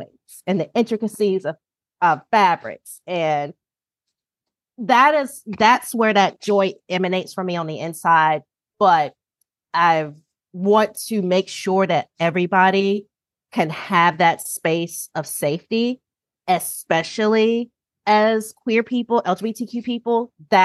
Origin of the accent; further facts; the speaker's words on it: North Carolina, United States; moved away as an adult; also born or lived in Kansas City / Baltimore; now in Washington, DC, United States; I'm originally from North Carolina, which is probably what y'all can hear and tell. So yes, I'm originally from North Carolina